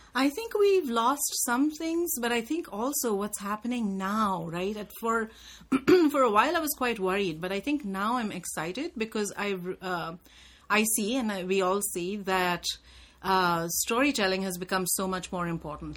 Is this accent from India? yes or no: yes; India; I was just such a product of my time growing up in India